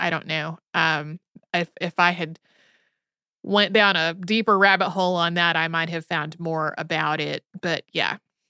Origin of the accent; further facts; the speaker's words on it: King's Lynn, East of England, United Kingdom; as well as my hometown of King's Lynn.